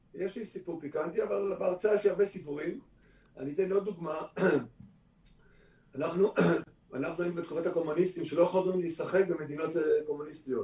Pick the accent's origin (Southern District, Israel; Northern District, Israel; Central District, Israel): Central District, Israel; Kfar Saba; also born or lived in Tel Aviv; אני ישראלי שנולד בכפר סבא